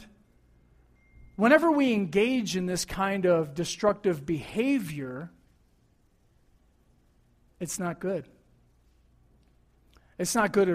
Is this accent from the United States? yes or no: yes; Buffalo, New York, United States; as a teenager growing up in Buffalo, New York